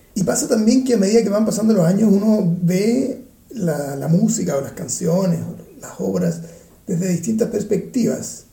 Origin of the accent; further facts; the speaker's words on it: Chile; now in Vienna, Austria; soy chileno